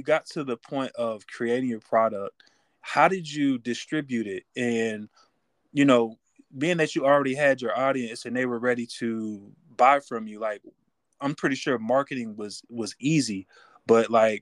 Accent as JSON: {"language": "English", "town": "Raleigh", "region": "North Carolina", "country": "United States", "tie": "born or raised there", "said": "growing up in Raleigh, North Carolina, that's where I'm from"}